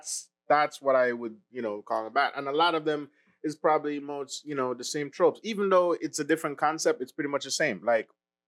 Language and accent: English; Jamaica; Yeah, no, I'm Jamaican.